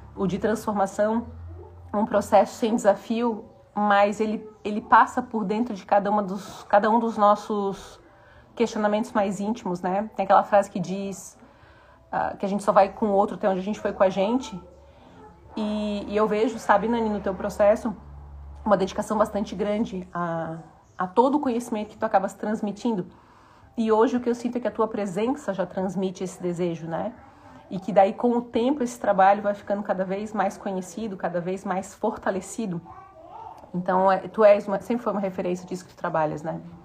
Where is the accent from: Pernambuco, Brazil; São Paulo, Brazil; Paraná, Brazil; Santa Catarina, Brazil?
Santa Catarina, Brazil; Morro da Cruz; a casa onde eu tô morando hoje foi a casa onde eu cresci, de ir até o portão para esperar meu pai subir o Morro da Cruz aqui, que a gente mora no